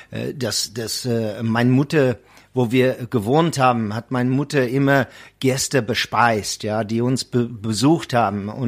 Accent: Eastern Cape, South Africa; first language Xhosa; German is a second language; … ist äh, ursprünglich von Südafrika, wo ich herstamme, aus der Transkei, da wo Nelson Mandela kommt und ich spreche der Sprache äh, Yatete Gan Amakosa. Kosa heißt der Sprache

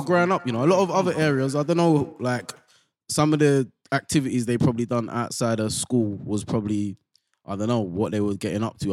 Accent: London, United Kingdom

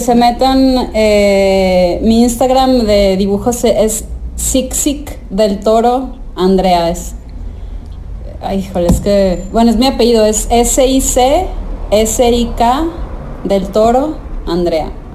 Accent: Torreón, Coahuila, Mexico; soy de Torreón, Coahuila.

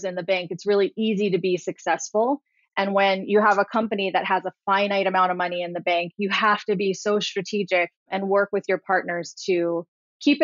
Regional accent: Hawaii, United States; moved away; also born or lived in Washington; I was born and raised in Hawaii

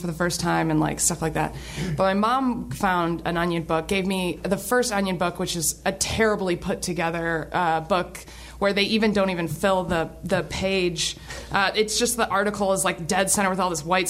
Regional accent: Kalamazoo, Michigan, United States; I grew up in Kalamazoo, Michigan

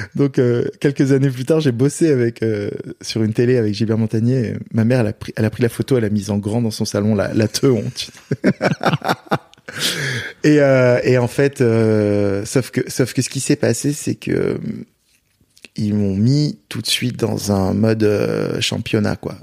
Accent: Marseille, Provence-Alpes-Côte d'Azur, France; je viens de Marseille

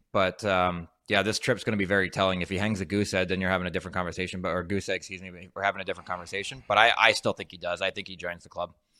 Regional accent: New Jersey, United States; we're both from South Jersey.

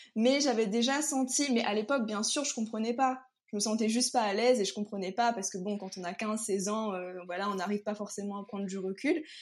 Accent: Sainte-Suzanne, Réunion; moved away as an adult; also born or lived in Saint-Denis, Réunion; now in Paris, France; je viens de La Réunion. Donc en fait, j'ai vécu donc, toute ma vie à Sainte-Suzanne

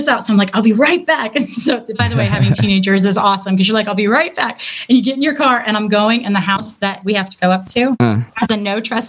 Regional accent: Detroit, Michigan, United States; now in Stuart, United States; I'm from Detroit, but I've lived here a long time now. So, yeah, I'm a Floridian, I guess. But not a crazy one.

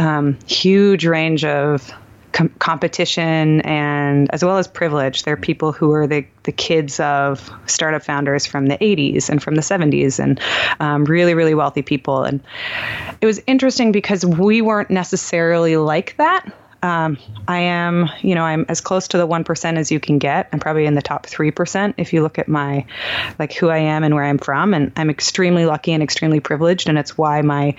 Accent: Palo Alto, California, United States; moved away as an adult; also born or lived in Heidelberg, Germany / Idaho; now in New York City, United States; I grew up in Palo Alto, California, but I was actually born in Heidelberg, Germany

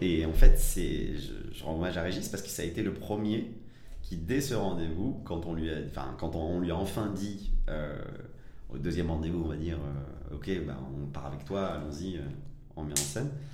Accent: Évry, Île-de-France, France; also born or lived in Villeurbanne / Algeria / Paris; j'ai grandi majoritairement, euh, euh, en France, euh, euh, à Évry, euh, cité des, des pyramides

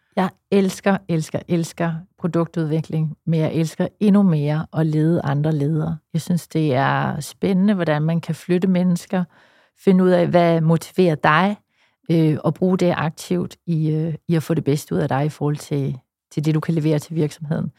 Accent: West Jutland, Central Denmark Region, Denmark; i Vestjylland, hvor jeg kommer fra

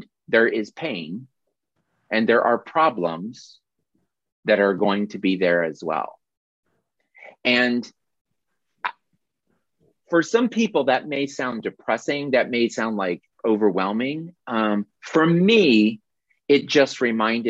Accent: Carbondale, Illinois, United States; Jill, who joins us frequently here, and I grew up in Carbondale, Illinois

